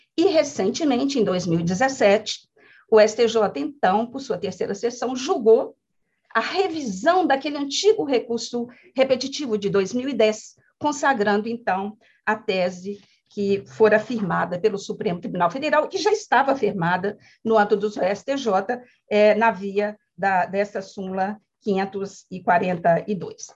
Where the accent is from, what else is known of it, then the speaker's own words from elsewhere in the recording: Minas Gerais, Brazil; eu sou mineira